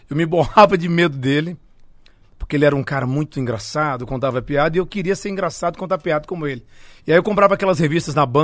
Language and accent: Portuguese; Ceará, Brazil; Montese, que é um bairro onde eu cresci. Nasci no Montese, morei em outros bairros, era igual cigano, mudava de casa.